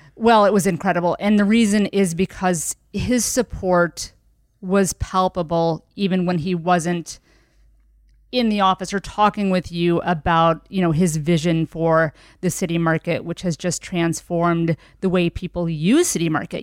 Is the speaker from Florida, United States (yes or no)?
no; Linton, Indiana, United States; also born or lived in Savannah, Georgia; now in Indianapolis, United States; I was born in Savannah, Georgia. Um, but I moved to Linton, Indiana at a very young age at about three. So Southern Indiana, rural